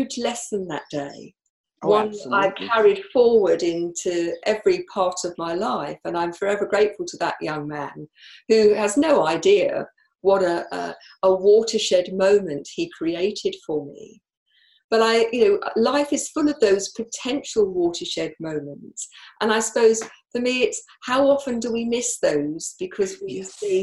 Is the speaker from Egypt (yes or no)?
no; United Kingdom; I'm from the UK